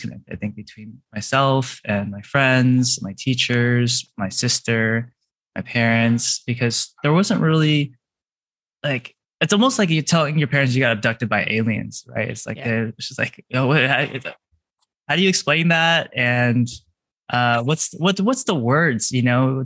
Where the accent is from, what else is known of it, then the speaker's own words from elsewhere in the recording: California, United States; I grew up in California